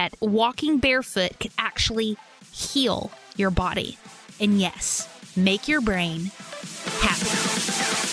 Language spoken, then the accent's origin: English; Arkansas, United States; Growing up in Arkansas, I was made fun of for being barefoot. I was made fun of for my accent